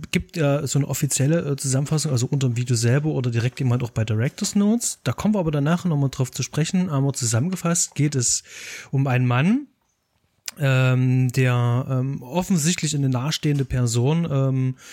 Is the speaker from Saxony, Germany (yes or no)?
yes; Leipzig, Saxony, Germany; Ich bin als Leipziger auf den Film gestoßen, weil Tom Straller ein Leipziger Filmemacher mhm. ist und da kommt man tatsächlich nicht drum rum.